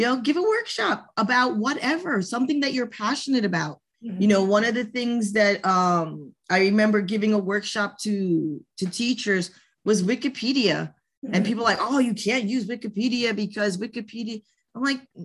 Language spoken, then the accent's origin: English; New York City, New York, United States; I'm from New York State, I'm from New York City